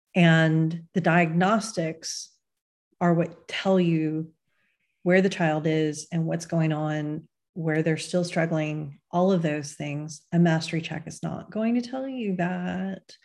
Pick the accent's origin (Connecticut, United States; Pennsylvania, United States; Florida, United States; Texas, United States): Texas, United States; my home state is, you know, when, when the right laws get proposed in Texas, I think Texas is going to be a major, major battleground state